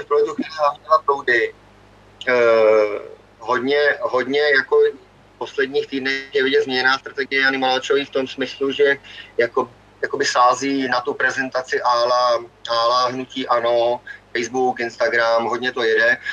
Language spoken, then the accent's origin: Czech; Ústí nad Labem Region, Czechia; u nás v Ústeckém kraji